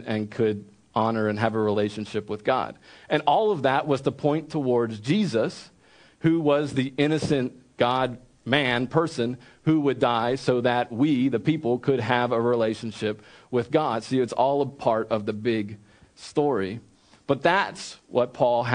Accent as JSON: {"language": "English", "town": "Wilmington", "region": "Delaware", "country": "United States", "tie": "born or raised there", "also_born_or_lived": "central Pennsylvania", "moved": "as an adult", "said": "I grew up in Wilmington, Delaware, and I was not around farms."}